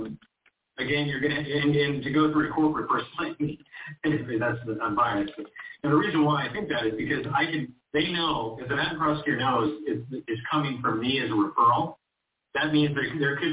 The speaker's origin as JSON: {"language": "English", "town": "Huntington Beach", "region": "California", "country": "United States", "said": "I come from Orange County. Huntington Beach specifically"}